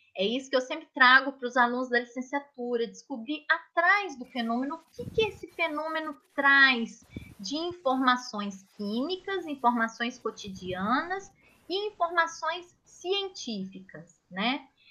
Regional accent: Minas Gerais, Brazil; moved away; em Minas Gerais, que eu sou mineira

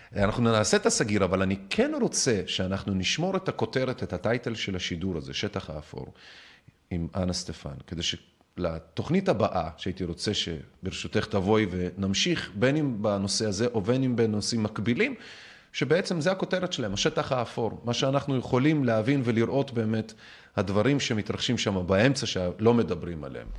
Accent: Minsk, Belarus; now in Israel; אני מבלרוס, ממינסק

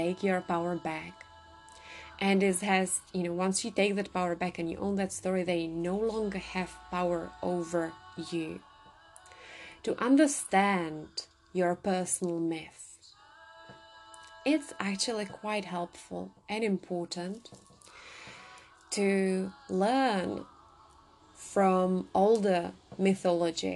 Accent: Czechia; I come from the Czech Republic

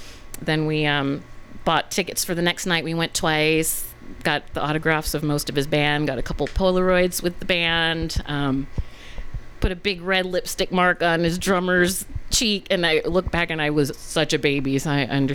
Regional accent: Hawaii, United States; growing up in Hawaii

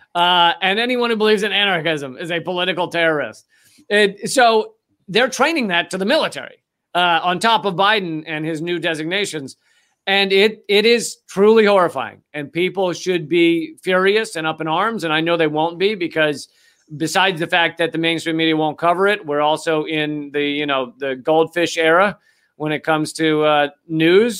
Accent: United States; I'm an American who was born and raised in America

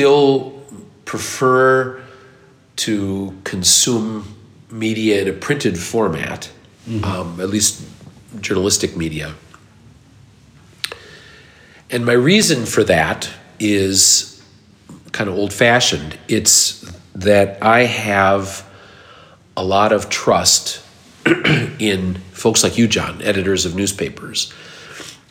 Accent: Minnesota, United States; I'm Minnesotan

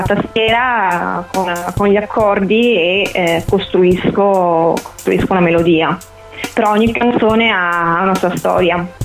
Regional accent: Conegliano, Veneto, Italy; sono di Conegliano

